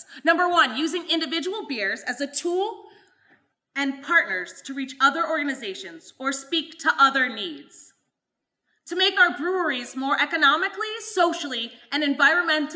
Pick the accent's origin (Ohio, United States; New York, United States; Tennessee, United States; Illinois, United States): New York, United States; Madison County; Madison County, the region where I'm actually from